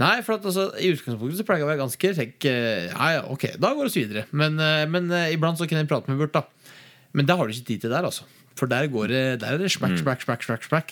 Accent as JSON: {"language": "Norwegian", "area": "Gudbrandsdalen", "region": "Innlandet", "country": "Norway", "moved": "yes", "said": "Heime i Gudbrandsdalen"}